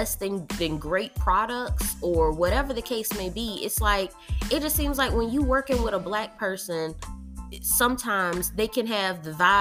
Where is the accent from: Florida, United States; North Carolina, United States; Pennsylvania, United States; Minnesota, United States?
North Carolina, United States; moved away as an adult; now in Texas, United States; I'm from North Carolina. I moved from North Carolina about a year and a half ago.